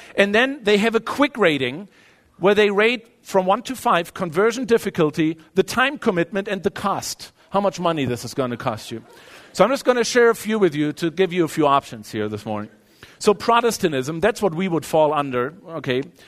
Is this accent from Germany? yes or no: yes; Germany; moved away as an adult; now in United States; growing up in Europe